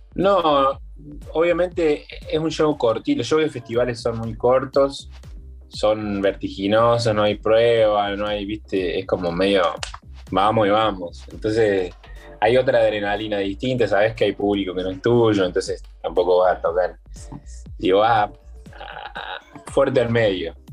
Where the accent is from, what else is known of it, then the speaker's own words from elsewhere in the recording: Córdoba, Argentina; A mí como cordobés